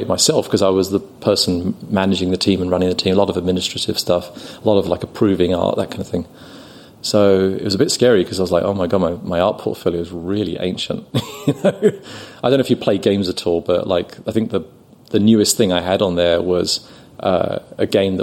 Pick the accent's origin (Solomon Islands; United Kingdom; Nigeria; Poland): United Kingdom; London; now in San Diego, United States; I'm from London